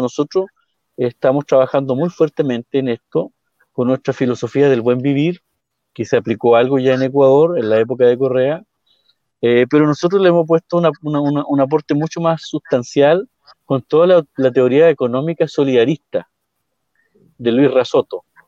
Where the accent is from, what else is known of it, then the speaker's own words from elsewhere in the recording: Purén, Araucanía, Chile; donde somos nosotros, de Purén, del pueblo mapuche